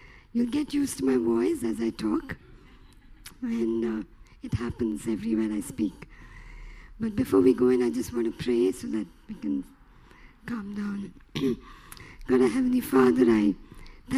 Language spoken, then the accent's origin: English; Chennai, Tamil Nadu, India; I'm from Chennai. We live in India all our life.